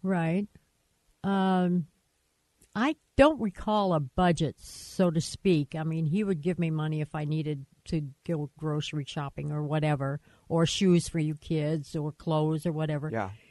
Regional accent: Michigan, United States; moved away as an adult; I was from Michigan so we met in Michigan. We moved out here right like a month after we got married

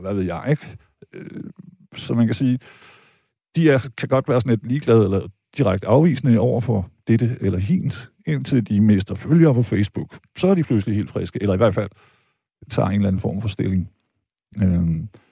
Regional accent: Vejle, Southern Denmark, Denmark; jeg er jo født og opvokset i Vejle

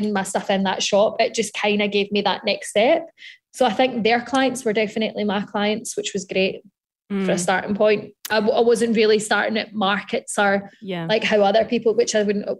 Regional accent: Scotland, United Kingdom

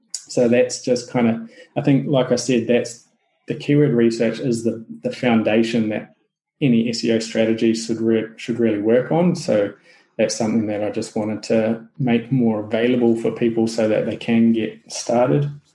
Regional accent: New Zealand; accent: Kiwi; my Kiwi accent

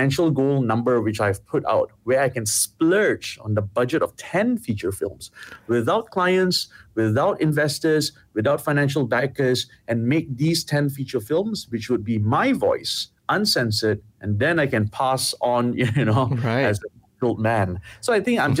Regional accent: Ipoh, Perak, Malaysia; growing up in Ipoh

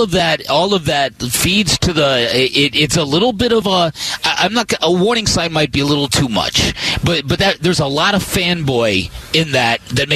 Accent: Chicago, Illinois, United States; now in Phoenix, United States; I'm from Chicago.

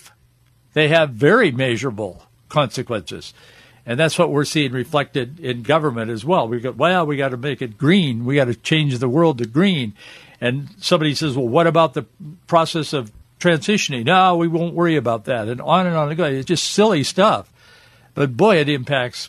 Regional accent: United States; I grew up in America

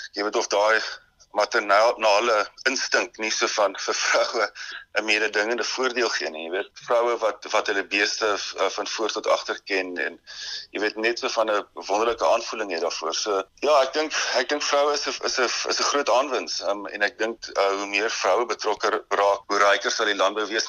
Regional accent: Indwe, Eastern Cape, South Africa; moved away; In die Noord-Oos-Kaap in 'n klein plekie Indwy, né? Dis uh, tussen Dordrecht en uh, en Elliot

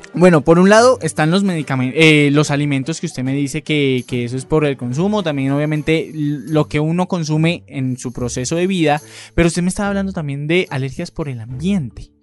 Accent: Cali, Valle del Cauca, Colombia; moved away; yo soy de Cali

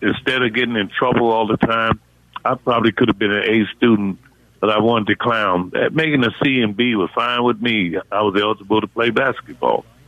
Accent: United States; I'm from the Washington D.C. Maryland area, and I grew up with a single mom that had 11 kids

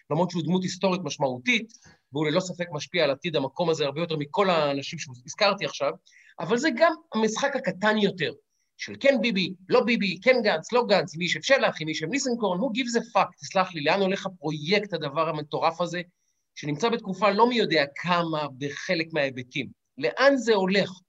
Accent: Ramat Gan, Tel Aviv District, Israel; אני גדלתי ברמת גן בסבנטיז, הספרנים אצלנו ענבו עניבות.

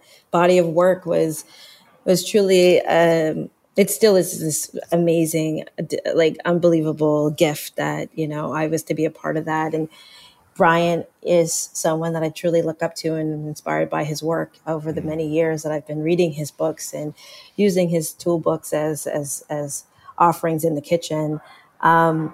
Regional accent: Canada; as a Jamaican Canadian, now born American, but non-American person

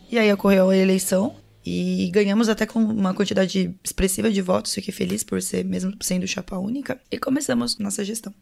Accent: São Paulo, Brazil; moved away as an adult; also born or lived in São José do Rio Preto, São Paulo; now in Piracicaba, Brazil; Eu sou nascida em São José do Rio Preto, interior de São Paulo, mas eu fui criada a maior parte da minha vida em São Paulo

